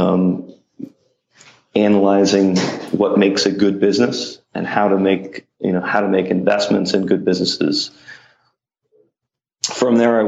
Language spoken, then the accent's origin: English; Mount Lebanon, Pennsylvania, United States; moved away as an adult; also born or lived in Carlisle, Pennsylvania; now in New York City, United States; I'm from Mount Lebanon